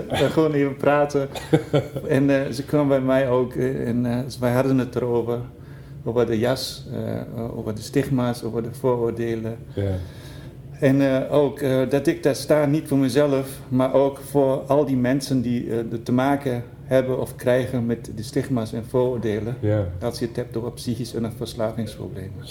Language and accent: Dutch; Haarlem, North Holland, Netherlands; Ik kom uit Haarlem.